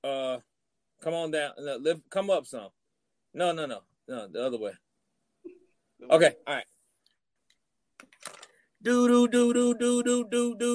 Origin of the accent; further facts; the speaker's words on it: Decatur, United States; I'm from Decatur